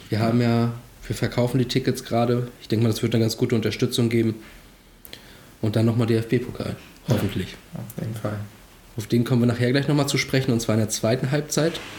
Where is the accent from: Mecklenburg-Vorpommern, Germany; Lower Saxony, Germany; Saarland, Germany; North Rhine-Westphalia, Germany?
Mecklenburg-Vorpommern, Germany; Rostock; Nee, ich bin in Rostock geboren.